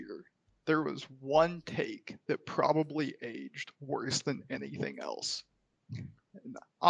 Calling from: Seattle, Washington, United States; Still Seattle, Travis.

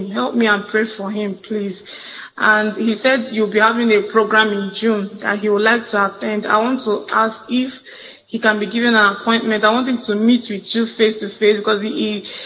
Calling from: Imo, Nigeria; from Imo State.

